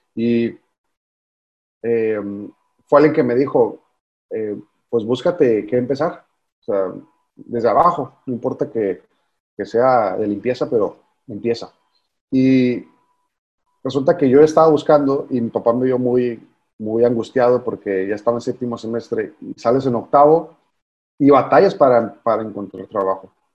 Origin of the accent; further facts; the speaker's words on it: Mexicali, Baja California, Mexico; yo soy de Mexicali